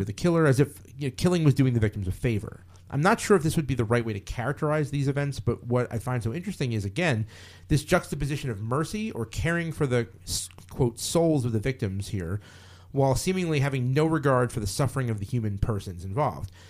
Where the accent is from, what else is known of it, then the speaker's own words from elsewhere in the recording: United States; I am an American